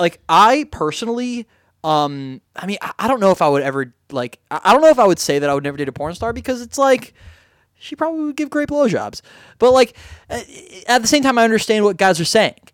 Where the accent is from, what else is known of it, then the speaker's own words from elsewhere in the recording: Miami Beach, Florida, United States; I grew up in Miami Beach